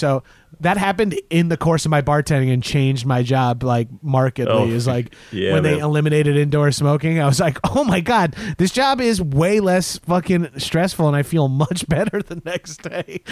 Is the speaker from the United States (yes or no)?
yes; Long Island, New York, United States; also born or lived in Poughkeepsie, New York; I'm from Long Island